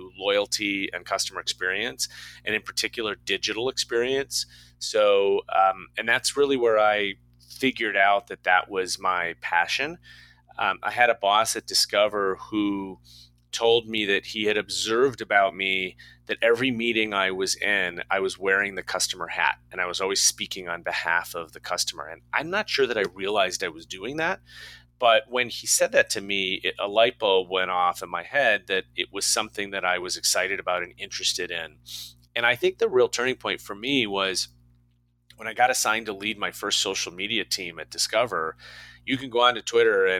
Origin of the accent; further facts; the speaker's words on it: Chicago, Illinois, United States; I was born and raised in Chicago